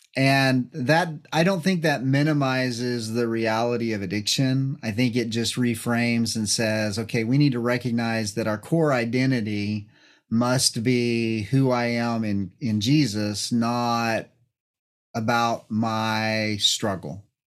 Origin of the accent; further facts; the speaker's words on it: New Mexico, United States; being from New Mexico, I grew up in New Mexico